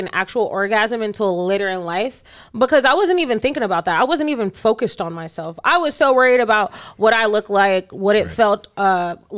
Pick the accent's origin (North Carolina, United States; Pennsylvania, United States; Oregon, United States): North Carolina, United States; Charlotte; I'm from here. I'm from Charlotte.